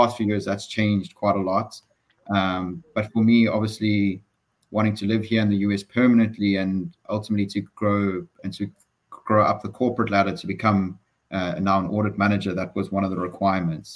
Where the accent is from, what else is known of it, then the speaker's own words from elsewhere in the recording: Durban, KwaZulu-Natal, South Africa; moved away as an adult; now in United States; I was born in Durban, KZN. As a true Durbanite, I love the outdoors, I love the weather. Fortunately, I didn't have to go very far from where I grew up